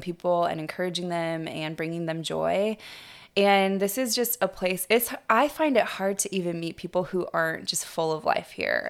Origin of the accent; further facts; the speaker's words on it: Kings Beach, California, United States; I grew up in Kings Beach, California, which is, uh, Lake Tahoe, California, and I grew up on the lake